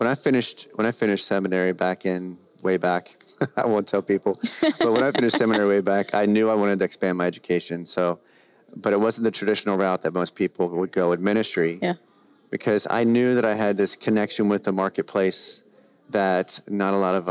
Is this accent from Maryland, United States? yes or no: yes; Baltimore, Maryland, United States; born there; also born or lived in New Jersey; now in California, United States; Like, for example, myself, I was born in Baltimore and then I moved to New Jersey. Then I met my wife. I moved to California.